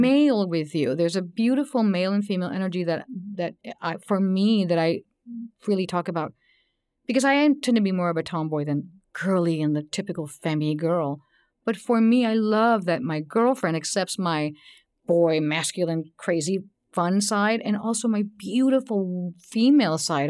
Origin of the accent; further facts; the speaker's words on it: Texas, United States; I grew up in Texas